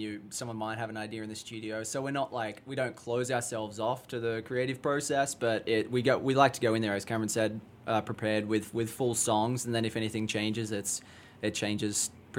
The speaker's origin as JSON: {"language": "English", "country": "Australia", "moved": "yes", "lives_now": "Chicago, United States", "said": "I'm from Australia"}